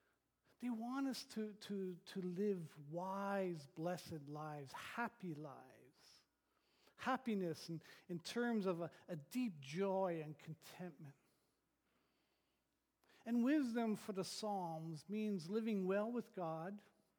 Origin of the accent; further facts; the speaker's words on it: Thunder Bay, Ontario, Canada; moved away; I grew up in Northern Ontario, in Thunder Bay